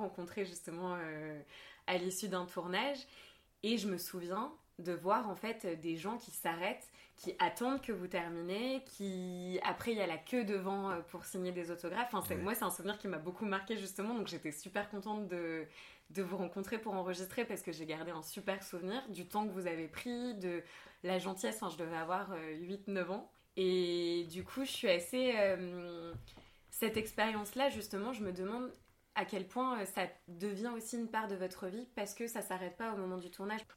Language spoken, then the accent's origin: French; Marseille, Provence-Alpes-Côte d'Azur, France; j'ai grandi à Marseille